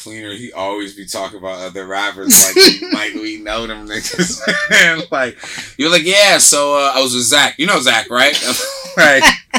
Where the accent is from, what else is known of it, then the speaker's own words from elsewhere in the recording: East Coast, United States; now in California, United States; I'm from the East Coast.